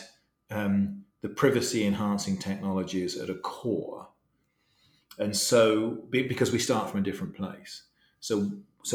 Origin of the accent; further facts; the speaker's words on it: England, United Kingdom; I'm English